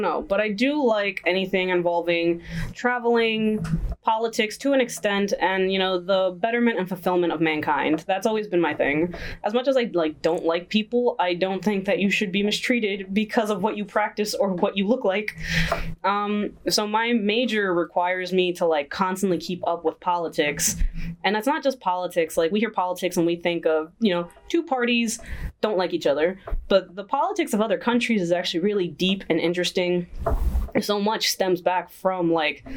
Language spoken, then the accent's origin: English; United States; when I'm in the U.S., I'm Dominican American. I can't just be American.